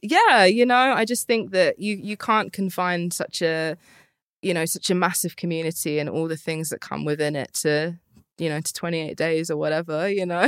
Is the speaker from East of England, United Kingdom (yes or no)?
yes; Luton, East of England, United Kingdom; also born or lived in Harpenden / London; I grew up in Luton. I went to school in Harpenden